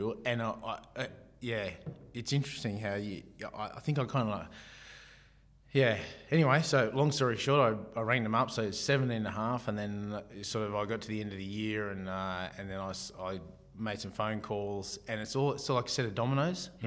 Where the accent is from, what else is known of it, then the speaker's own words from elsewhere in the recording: Martinsville, New South Wales, Australia; moved away; I come from Martinsville, a bit of a rural community